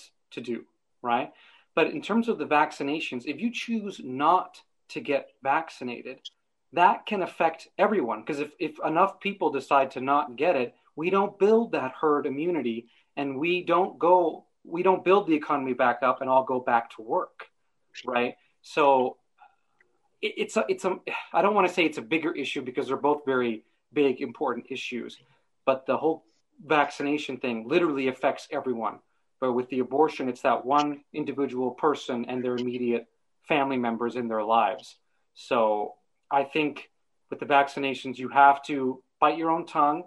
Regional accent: Canada; moved away as an adult; now in Ireland; living here in Ireland, being a Canadian

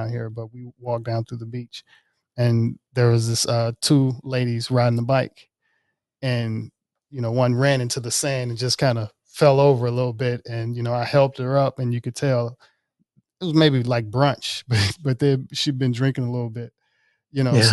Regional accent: Mississippi, United States; now in Los Angeles, United States; I'm from Mississippi

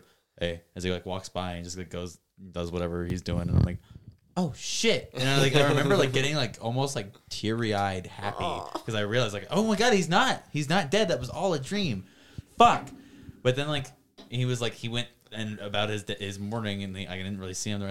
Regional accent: United States; being American

